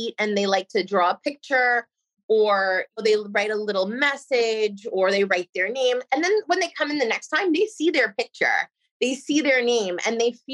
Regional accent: Nassau County, Long Island, New York, United States; moved away as an adult; now in Port St. Lucie, United States; I grew up in Nassau County in Long Island

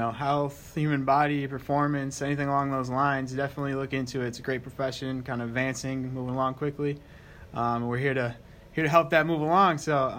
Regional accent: Madison, Wisconsin, United States; also born or lived in St. Paul, Minnesota; I'm actually from Madison, a little bit bigger than Shelbyville, but I grew up in Madison area, went up to school, college at Hamlin in St. Paul, Minnesota.

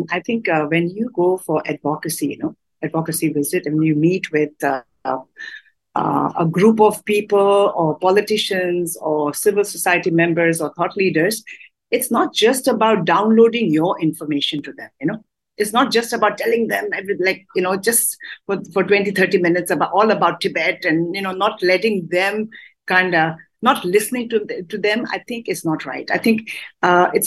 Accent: Dharamsala, Himachal Pradesh, India; we are from Dharamsala

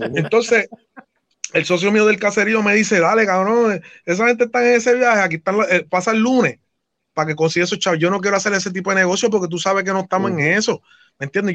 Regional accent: New York City, New York, United States; moved away; also born or lived in Brooklyn / Trujillo Alto, Puerto Rico; yo soy de Nueva York, sabe que yo soy de New York City

